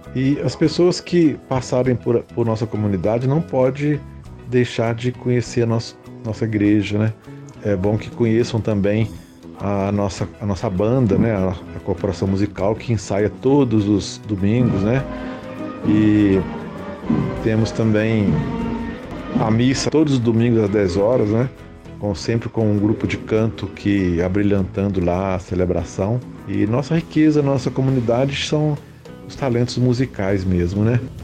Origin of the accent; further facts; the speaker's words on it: Mariana, Minas Gerais, Brazil; além de ser a minha terra natal, é o lugar onde que eu fui criado